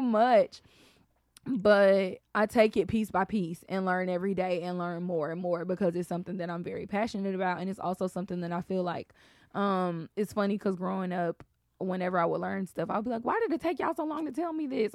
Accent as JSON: {"language": "English", "town": "Atlanta", "region": "Georgia", "country": "United States", "tie": "born or raised there", "said": "I'm from Atlanta"}